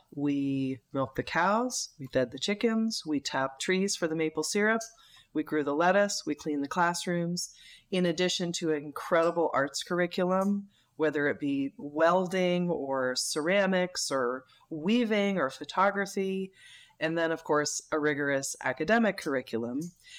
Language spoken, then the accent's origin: English; Northeast, United States; And I enjoyed growing up in the Northeast. When I left the Northeast, I thought, well, now I'm going to really discover what America's like.